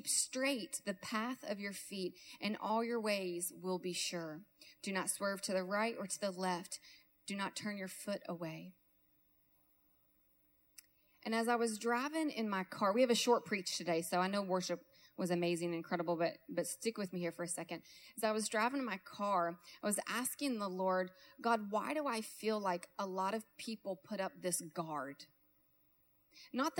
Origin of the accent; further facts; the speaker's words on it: Kentucky, United States; I'm from Kentucky